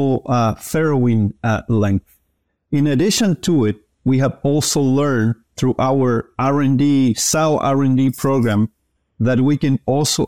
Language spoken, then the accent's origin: English; Chile; moved away as an adult; also born or lived in Kansas, United States; I am originally from Chile, where I received undergrad training in ag science